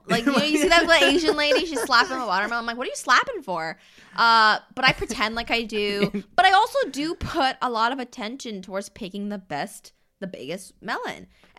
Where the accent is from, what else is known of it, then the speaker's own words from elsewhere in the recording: Windsor, Ontario, Canada; also born or lived in Saskatchewan, Canada / Washington, United States; Mm-hmm, and I just remember when I was 6, we had just moved to Windsor. So actually, here, I was born in Saskatchewan, okay?